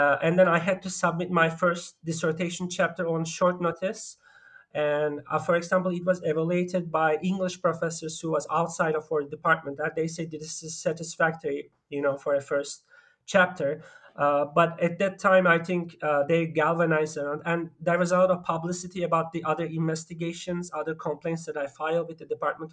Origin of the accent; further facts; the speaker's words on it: Turkey; moved away; also born or lived in Germany; I grew up mostly in Turkey and also in Germany.